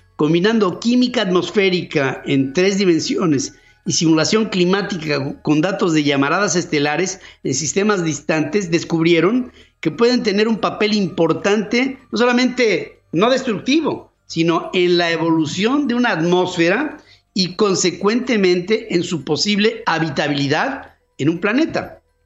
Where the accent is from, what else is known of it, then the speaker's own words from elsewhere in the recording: Mexico; somos los mexicanos